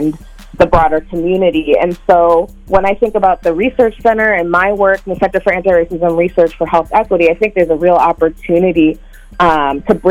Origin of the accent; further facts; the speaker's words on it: Minnesota, United States; as someone who was born and raised in the Black community here in Minnesota